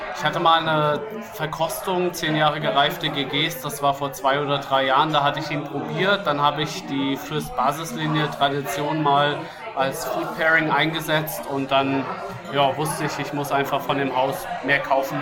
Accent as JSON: {"language": "German", "area": "Rhenish Hesse", "region": "Rhineland-Palatinate", "country": "Germany", "moved": "yes", "lives_now": "Berlin, Germany", "said": "Ich komme ursprünglich aus Rheinhessen"}